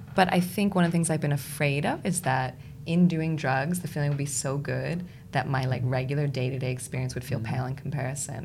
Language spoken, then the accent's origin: English; United States; moved away as an adult; now in United Kingdom; I, as an American in the UK